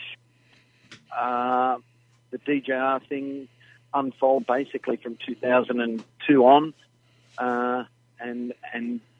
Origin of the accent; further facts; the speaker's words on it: Melbourne, Victoria, Australia; Born and bred in Melbourne